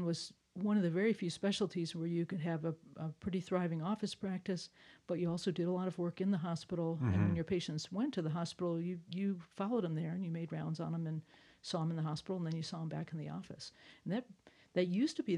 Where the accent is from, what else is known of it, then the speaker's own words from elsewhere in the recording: Chicago suburbs, Illinois, United States; now in Colorado, United States; I grew up in the Chicago suburbs